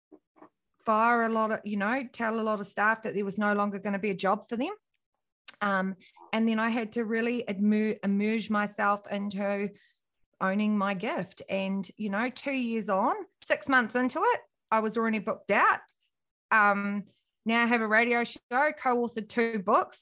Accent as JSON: {"language": "English", "country": "New Zealand", "tie": "born or raised there", "said": "I'm from New Zealand and grew up in a little country town"}